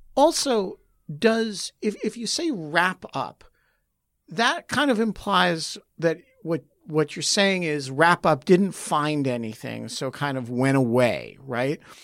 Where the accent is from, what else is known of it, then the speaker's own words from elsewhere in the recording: United States; as an American